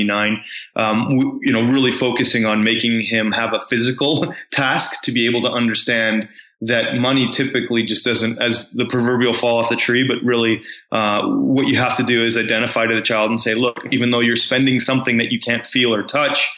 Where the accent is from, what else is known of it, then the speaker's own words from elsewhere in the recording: Canada; growing up in Canada was very privileged